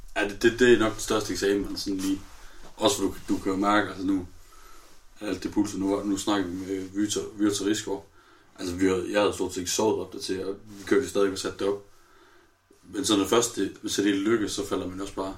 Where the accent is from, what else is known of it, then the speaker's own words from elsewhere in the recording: North Jutland, North Denmark Region, Denmark; vi er nordjyder